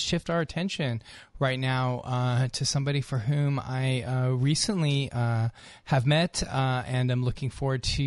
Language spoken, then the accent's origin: English; California, United States; I was born and raised in California, went to college at UC Santa Cruz, and then lived up in San Francisco